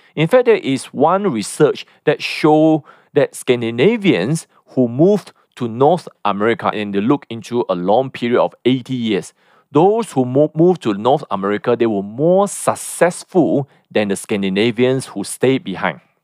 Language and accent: English; Malaysia